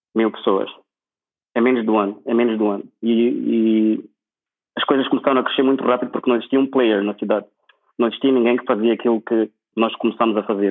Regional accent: Maputo, Mozambique; moved away as an adult; also born or lived in Lisbon, Portugal; now in Prague, Czech Republic; Eu saí de Maputo em 2000, 2000, 2004. Nem 2007, saí de Maputo em 2004.

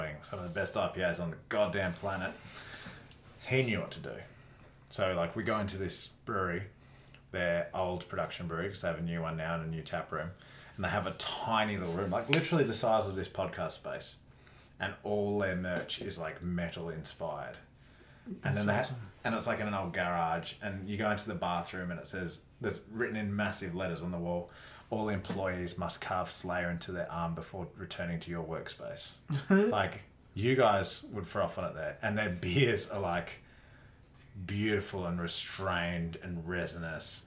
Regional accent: Huon Valley, Tasmania, Australia; I grew up in the Huon Valley.

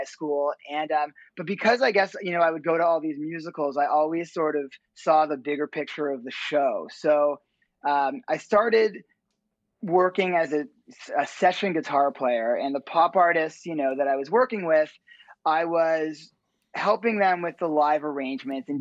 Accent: Ottawa, Ontario, Canada; also born or lived in Toronto; I grew up actually in Ottawa, Canada, the capital of Canada

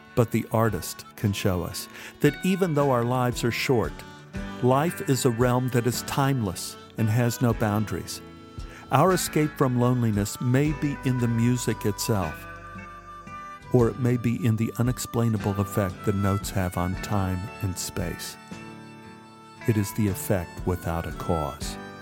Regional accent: Dallas, Texas, United States; moved away as an adult; I was from Dallas

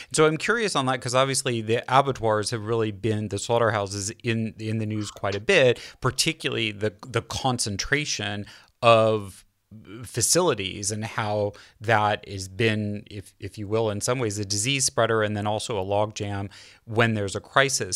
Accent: California, United States; I as a Californian natively, California

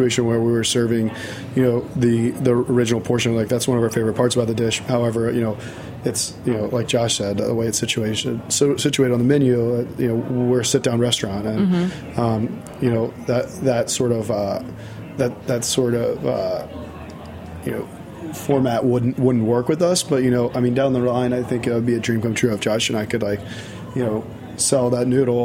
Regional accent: Virginia, United States; I'm from Virginia. And I like, you know, I grew up going to the beach every now and then

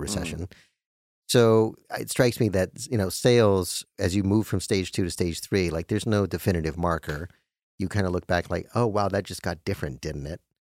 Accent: Albuquerque, New Mexico, United States; I'm just, I'm from Albuquerque

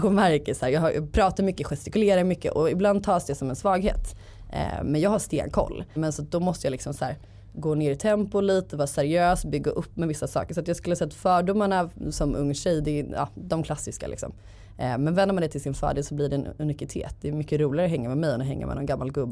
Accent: Gothenburg, Västra Götaland, Sweden; Eh, och min dröm var att bli copywriter på någon byrå i Stockholm. Jag är från Göteborg.

